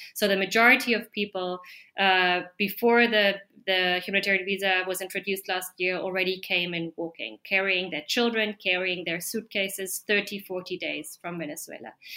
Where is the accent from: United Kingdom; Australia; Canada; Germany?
Germany; now in Peru; I am a foreigner, I am German.